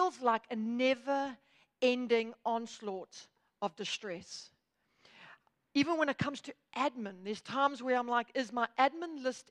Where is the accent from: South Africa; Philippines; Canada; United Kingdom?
South Africa; Durban, KwaZulu-Natal; now in Johannesburg, South Africa; Durban is my hometown where I was born and raised. But I now live in Joburg